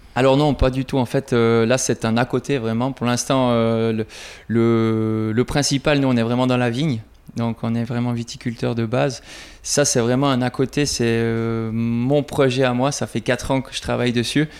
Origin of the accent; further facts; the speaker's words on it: Switzerland; Chez nous, en Suisse